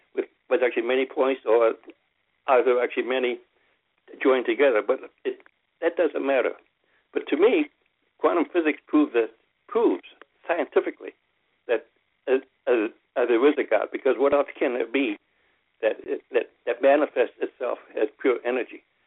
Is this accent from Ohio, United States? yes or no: yes; Ohio, United States; As a young child growing up in Ohio, uh, out in the country